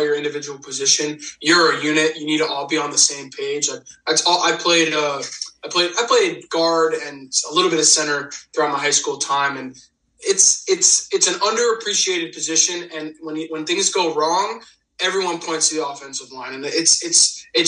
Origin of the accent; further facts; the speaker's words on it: Mercer County, New Jersey, United States; I'm from Mercer County